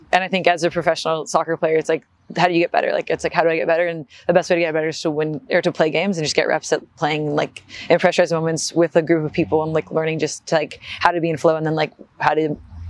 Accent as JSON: {"language": "English", "town": "Newport Beach", "region": "California", "country": "United States", "tie": "born or raised there", "also_born_or_lived": "Los Angeles, United States / New York, United States", "said": "I grew up in California, was born in LA, moved down to the beach, to Newport Beach in Orange County when I was like 5."}